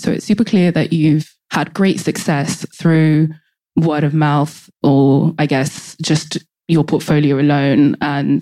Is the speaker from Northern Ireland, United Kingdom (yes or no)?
no; London, United Kingdom; also born or lived in Nigeria; I'm from London and Nigeria, actually